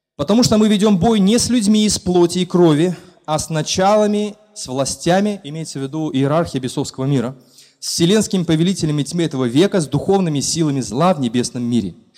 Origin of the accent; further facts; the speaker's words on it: Belarus; Мы как истинные белорусы